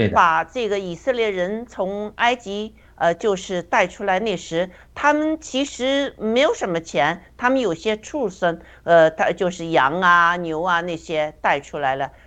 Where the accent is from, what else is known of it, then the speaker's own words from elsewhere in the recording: China; 我们中国人